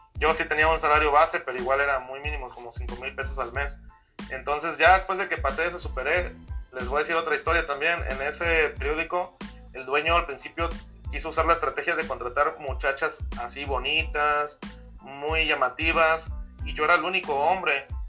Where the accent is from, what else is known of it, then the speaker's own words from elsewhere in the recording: Veracruz, Mexico; moved away as an adult; also born or lived in California; now in Las Vegas, United States; yo soy de México, soy de Veracruz